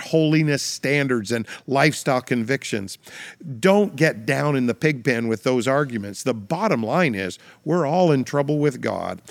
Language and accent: English; Canada; I'm a Canadian citizen